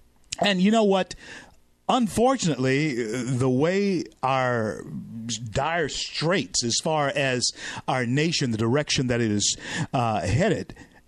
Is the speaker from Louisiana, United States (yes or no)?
yes; Louisiana, United States; And all of you know that I'm from the great state of Louisiana, very proud to be born and bred in Louisiana. My roots run deep into the soil.